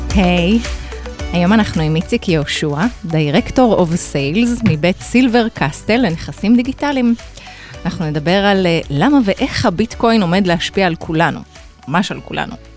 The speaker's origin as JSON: {"language": "Hebrew", "country": "Israel"}